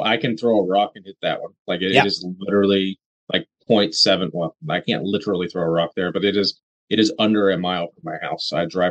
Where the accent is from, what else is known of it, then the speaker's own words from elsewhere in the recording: Rochester, New York, United States; I tell people I'm from Rochester and I don't specify New York